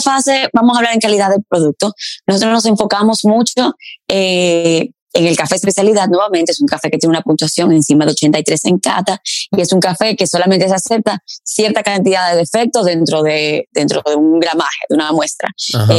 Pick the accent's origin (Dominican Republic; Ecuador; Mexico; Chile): Dominican Republic; moved away as an adult; also born or lived in Paris, France